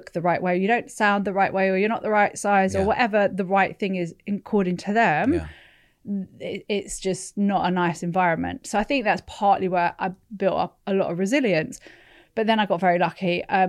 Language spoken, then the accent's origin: English; Sunnyvale, California, United States; I was born in I was born in California, but I was born in and around Sunnyvale and Palo Alto, which is where all the big tech companies were starting to spring up.